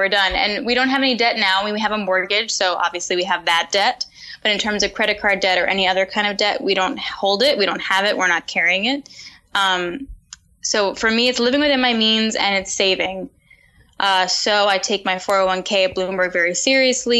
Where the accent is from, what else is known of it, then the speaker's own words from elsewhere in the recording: New York City, New York, United States; Upper West Side of Manhattan.